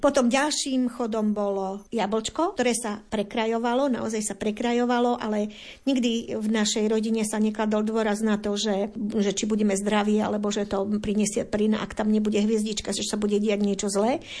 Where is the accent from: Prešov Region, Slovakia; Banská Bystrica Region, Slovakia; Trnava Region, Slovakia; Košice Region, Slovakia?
Banská Bystrica Region, Slovakia; Detva; na podpolianí alebo teda u nás na Lazoch detvianských